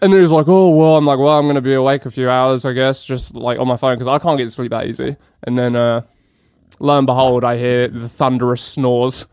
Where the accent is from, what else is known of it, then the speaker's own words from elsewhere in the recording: England, United Kingdom; moved away; I'm far too polite as an Englishman